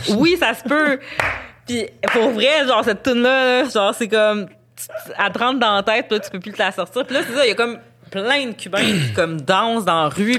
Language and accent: French; Montreal, Quebec, Canada; moi, je suis montréalaise, je suis née à Montréal, j'ai grandi à Montréal